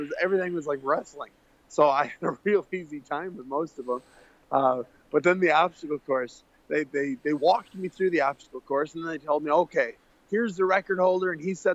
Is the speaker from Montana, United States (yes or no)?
no; Waterford, Wisconsin, United States; moved away as an adult; now in California, United States; Waterford was great. It was a nice little city. It was about 4,500 people, and it was wonderful. I grew up on Lake Tishigan